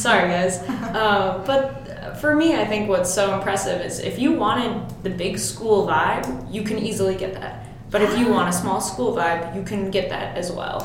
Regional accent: Mount Prospect, Illinois, United States; moved away as an adult; now in Champaign, United States; I uh, grew up in Mount Prospect, which totally. is a suburb of the Chicago

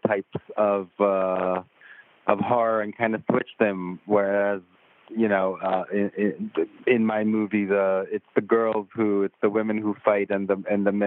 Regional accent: Israel; moved away as an adult; also born or lived in Tel Aviv; I'm from Israel originally

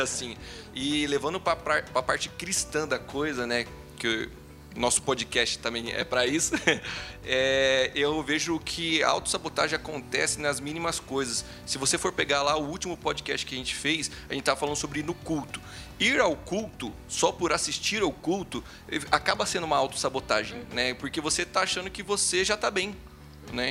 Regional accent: Brazil; Eu, como um bom brasileiro que sou

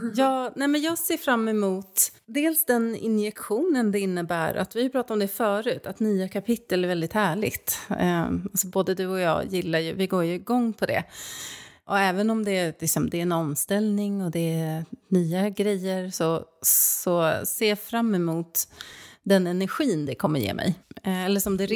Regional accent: Stockholm, Stockholm County, Sweden; moved away as an adult; also born or lived in Norrköping; flytta liksom då från min hemstad, då Stockholm, till Norrköping

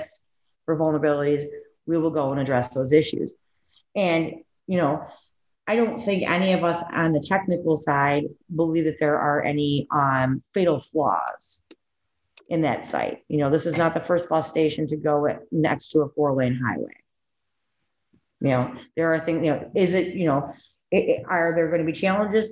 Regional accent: Buffalo, New York, United States; I'm from Buffalo

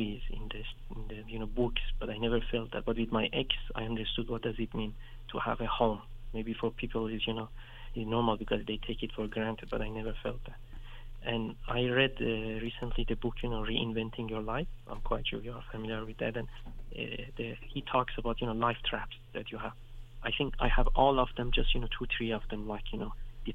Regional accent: Iran; English is a second language; now in Western Europe; when you're growing up in Iran, sometimes you go to villages

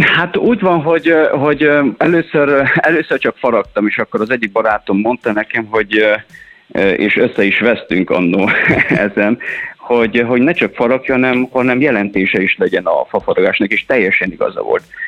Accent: Transylvania, Székely Land, Romania; én Erdélyből származom, Székelyföldről, és még 1993-ban, így jó év napján, még pici voltam, és akkor a nagybátyám ugye fafaragással foglalkozott

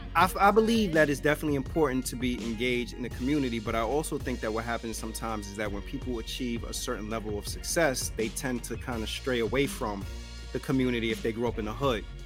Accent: New York City, New York, United States; growing up in the South Bronx

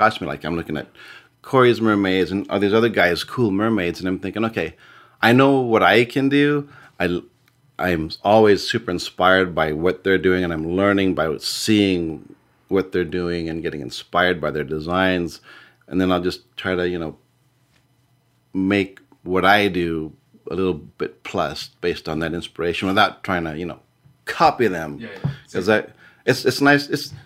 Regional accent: San Diego, California, United States; born and raised in San Diego

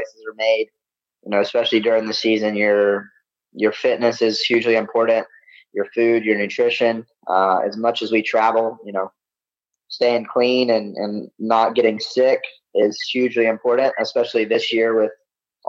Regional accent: the South, United States; Growing up in the South, that's what I grew up on

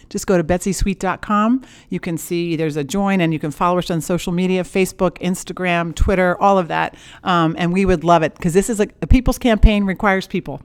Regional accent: Penobscot Bay, Maine, United States; I come from Penobscot Bay. My grandparent, my grandfather was a lobsterman out there

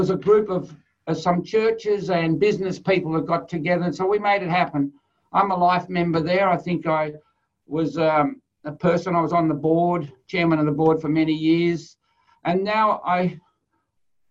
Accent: Australia; being Aussie or being Australian

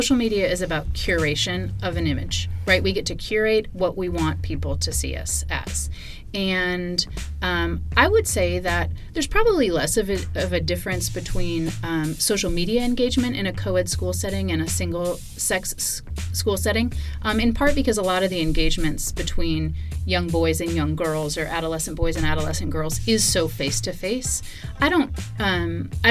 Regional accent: California, United States; moved away as an adult; also born or lived in Georgia; now in Atlanta, United States; I moved back to my home state of California

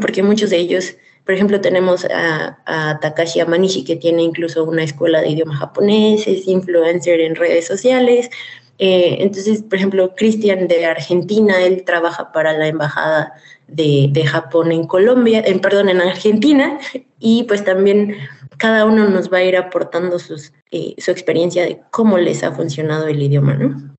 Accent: Mexico; como mexicana

